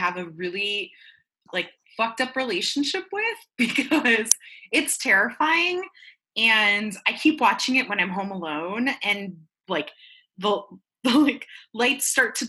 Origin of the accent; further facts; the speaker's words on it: Medellin, Antioquia, Colombia; now in Florida, United States; I'm Colombian, right? And I remember at the height of violence, I'm from Medellin